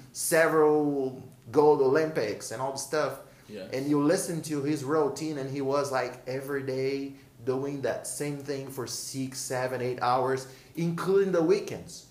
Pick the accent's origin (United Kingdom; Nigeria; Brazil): Brazil; English is a second language; I'm born and raised in Brazil